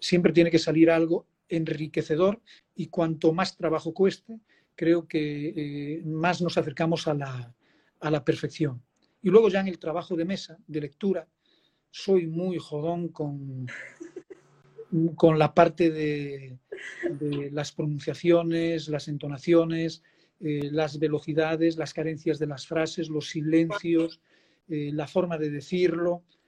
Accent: Spain; now in Dominican Republic; como español poder hacer un reflejo en un documental

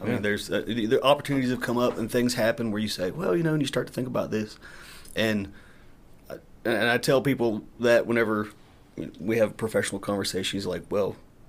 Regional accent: Pennsylvania, United States; moved away as an adult; also born or lived in Tennessee; now in Johnson City, United States; So I will officially be just as much from Tennessee this year as I was from Pennsylvania.

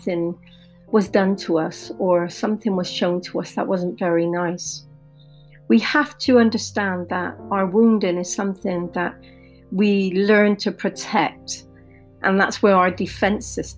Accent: Bristol, South West England, United Kingdom; growing up in Bristol, in the UK in the 80s

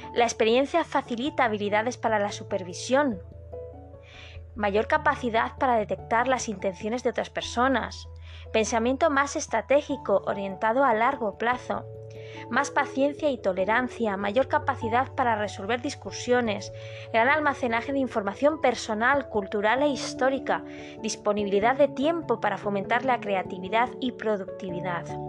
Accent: Madrid, Community of Madrid, Spain; moved away as an adult; now in Málaga, Spain; No soy malagueña, soy madrileña, pero ya soy malagueña adoptada

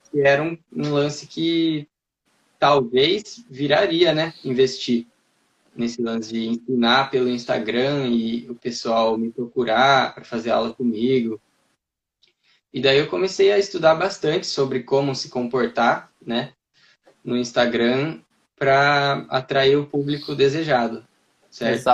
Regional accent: Piracicaba, São Paulo, Brazil; Eu sou de Piracicaba, do interior Piracicaba. de São Paulo.

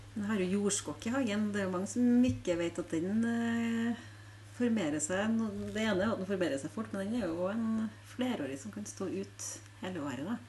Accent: Frosta, Trøndelag, Norway; jeg kommer fra Frosta

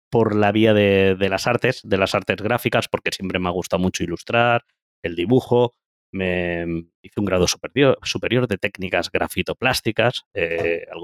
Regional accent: Andalusia, Spain; also born or lived in Valencia; yo realmente soy andaluz, ¿de acuerdo? Eh, lo que pasa que, bueno, andaluz, vamos a decir verdades, yo realmente nací en Valencia, ¿ok?

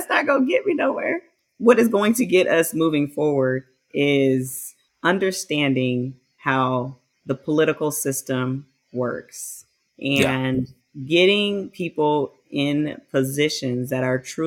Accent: United States; I'm an American.

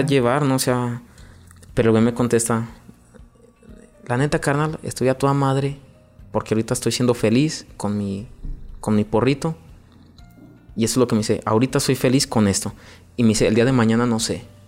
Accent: León, Guanajuato, Mexico; crecí en un barrio muy famoso aquí en León

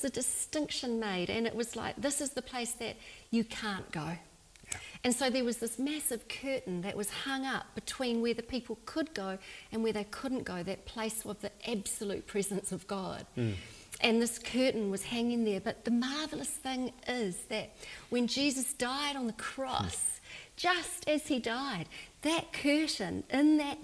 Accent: New Zealand; in my day, growing up in New Zealand

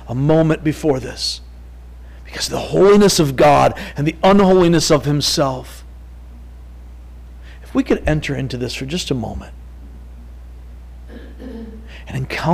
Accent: Three Oaks, Michigan, United States; I'm from Three Oaks. We got the Galeen River

